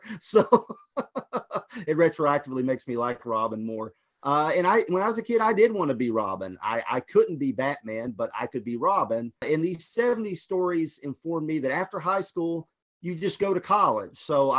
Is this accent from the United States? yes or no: yes; Kentucky, United States; since I'm from Kentucky